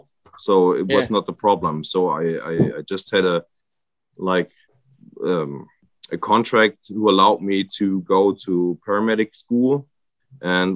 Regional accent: area where the Danube has its source, near Freiburg im Breisgau, Baden-Württemberg, Germany; English is a second language; I grew up here in this area. It's like where the Danube has its spring

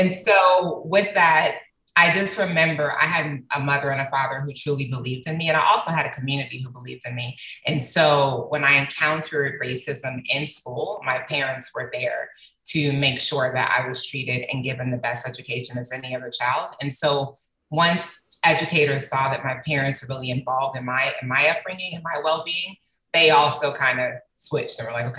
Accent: Atlanta, Georgia, United States; also born or lived in Rotterdam, Netherlands / Germany; I was raised in Atlanta, Georgia, but I was also raised in Rotterdam, Holland. And I was made in Germany. I spent my first year of life in Germany.

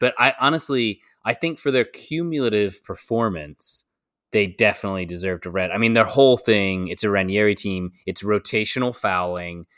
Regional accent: United States; as an American

